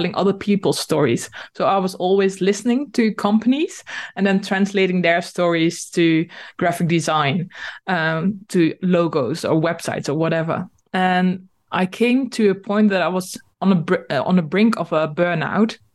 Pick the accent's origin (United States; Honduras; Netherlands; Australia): Netherlands; first language Dutch; English is a second language; I am Dutch and I'm living in the Netherlands.